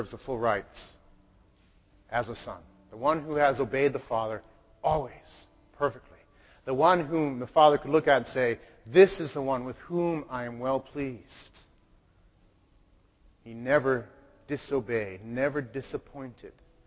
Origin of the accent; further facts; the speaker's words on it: Wellesley, Massachusetts, United States; also born or lived in Boston / Chelmsford; now in Haverhill, United States; I was born in Boston, lived in Chelmsford, grew up in Wellesley